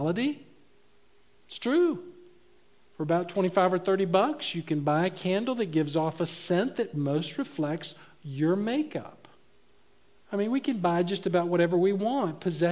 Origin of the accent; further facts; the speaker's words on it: United States